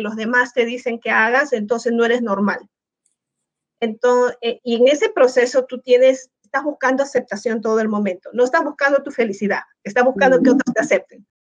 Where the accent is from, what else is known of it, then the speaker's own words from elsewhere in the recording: Peru; moved away as an adult; now in United States; soy de Perú